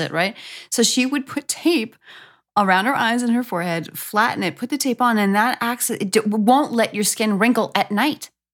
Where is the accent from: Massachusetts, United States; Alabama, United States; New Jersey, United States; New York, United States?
New York, United States; moved away; I'm from New York